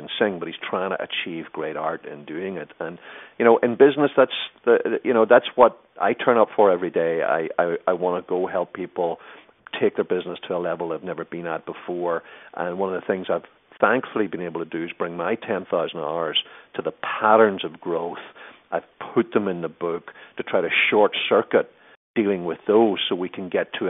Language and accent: English; Ireland; moved away; I was living in Ireland at the time, being Irish